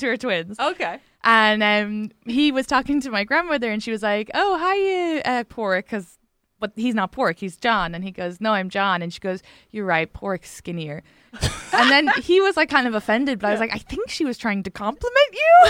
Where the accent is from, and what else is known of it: Ireland; accent: Irish; moved away as an adult; now in United States